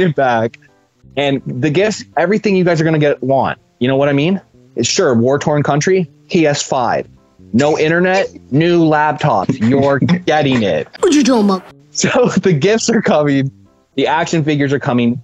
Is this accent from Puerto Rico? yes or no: no; Canada; as a Canadian